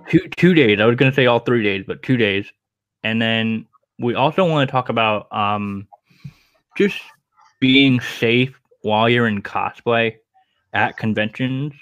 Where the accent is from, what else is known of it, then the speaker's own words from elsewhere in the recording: Rhode Island, United States; Rhode Island Comic Con, my home state